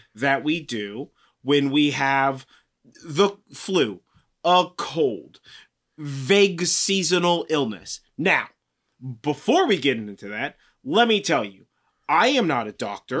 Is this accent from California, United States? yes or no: yes; California, United States; I'm from California